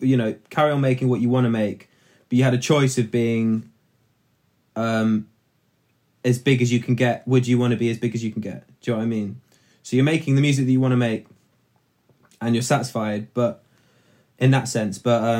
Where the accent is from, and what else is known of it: London, United Kingdom; born or raised there